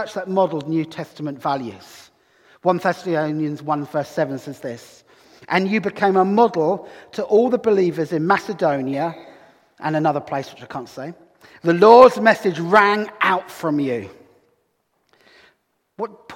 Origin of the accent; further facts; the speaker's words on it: Brighton, South East England, United Kingdom; now in Hull, United Kingdom; Here I am from Hull, well, from Brighton originally, but I'm a Hullite now, I think.